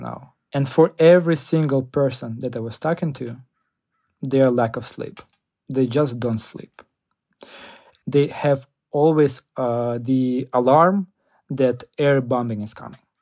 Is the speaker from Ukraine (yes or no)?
yes; Ukraine; now in United States; as a, like, a Ukrainian, I really care about people from my hometown